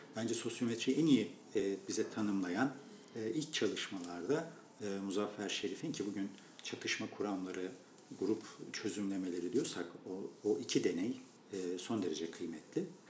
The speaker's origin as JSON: {"language": "Turkish", "region": "Erzincan", "country": "Turkey", "tie": "born or raised there", "moved": "yes", "said": "ben memleketimden bilirim. Bizim Erzincan'da böyle çok verimli olan bir bölge vardı."}